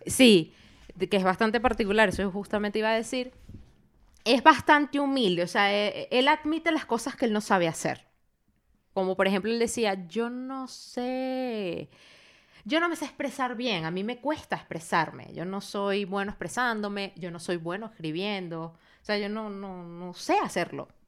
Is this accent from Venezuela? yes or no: yes; Venezuela; moved away; cuando volvamos a Venezuela